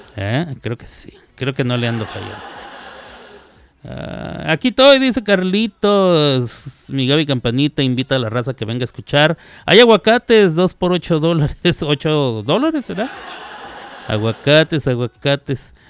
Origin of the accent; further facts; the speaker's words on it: Mexico; somos presumidos los mexicanos